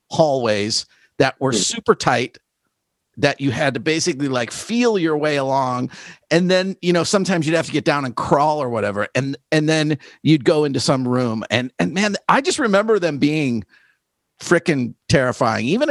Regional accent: the Midwest, outside of Chicago, Illinois, United States; I grew up in the Midwest, you know, outside of Chicago

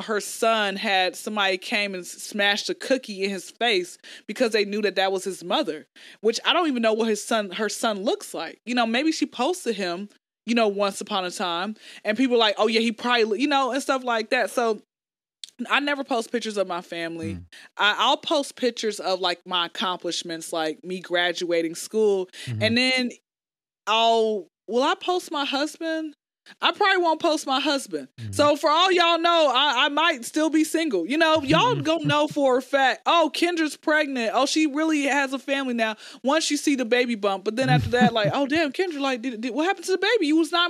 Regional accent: Atlanta, Georgia, United States

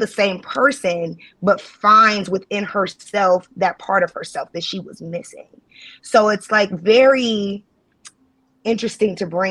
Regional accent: Chicago, Illinois, United States; now in Cleveland, United States; I'm originally from Chicago, for those who don't know. I'm not from Ohio

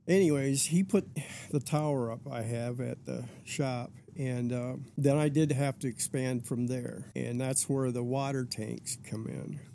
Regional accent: Lansing, Michigan, United States; also born or lived in Alaska; I was born in Lansing, Michigan. 1959 and went straight to Alaska after

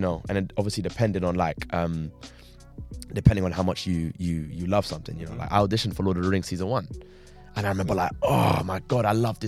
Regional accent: London, United Kingdom; I grew up in Southwest Battersea.

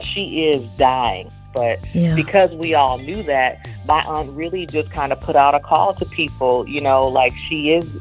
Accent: Kalamazoo, Michigan, United States; also born or lived in Benton Harbor, Michigan; So I was born in Benton Harbor, raised in Kalamazoo, grew up in southwestern Michigan.

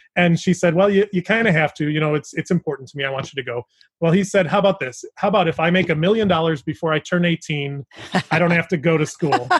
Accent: Chicago, Illinois, United States; we're from the Chicago area

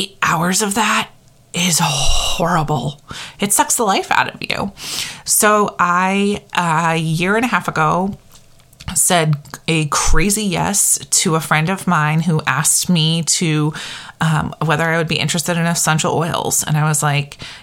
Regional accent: Connecticut, United States; moved away as an adult; also born or lived in Maine; now in New Hampshire, United States; I grew up in Connecticut.

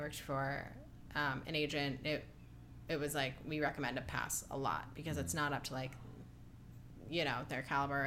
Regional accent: Ohio, United States; also born or lived in New York; now in Los Angeles, United States; I grew up very confused in Ohio

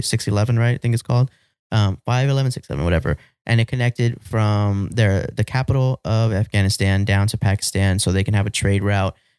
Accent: United States; as a Chicano, like a Mexican American, I can say that I'm, I love being an American

